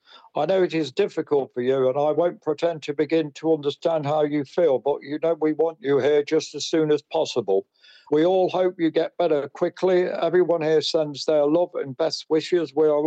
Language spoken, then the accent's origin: English; Nottingham, East Midlands, United Kingdom; I am from Nottingham, yeah.